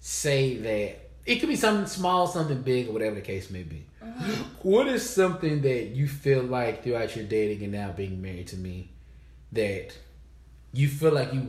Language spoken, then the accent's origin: English; Guyana; I'm from Guyana, but my people are, you know what I'm saying?